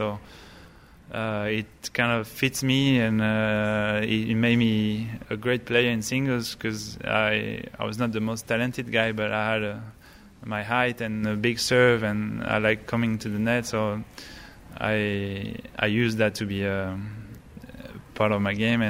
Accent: United States; not many French players knew me at the time because I grew up in the States. So when I went there, I actually did pretty well because I was a new guy, French, but not really.

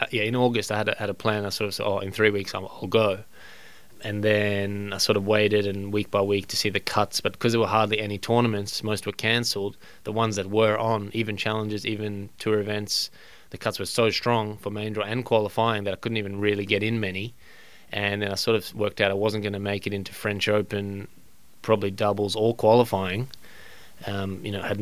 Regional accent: Australia; As an Australian

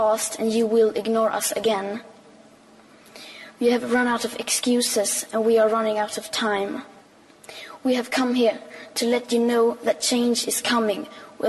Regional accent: Sweden; I am 15 years old, and I'm from Sweden.

